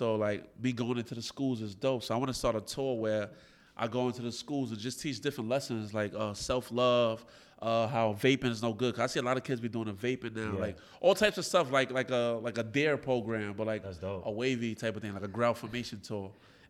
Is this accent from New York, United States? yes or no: yes; Brooklyn, New York, United States